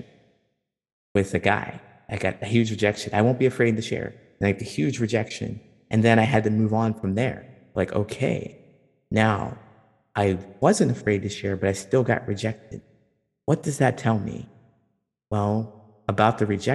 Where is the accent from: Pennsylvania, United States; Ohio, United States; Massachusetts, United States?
Ohio, United States; I'm from Ohio